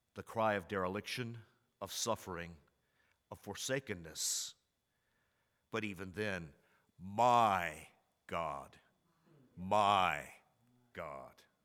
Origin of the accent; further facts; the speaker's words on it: Commerce, Texas, United States; I was raised in Commerce, Texas, in a small university town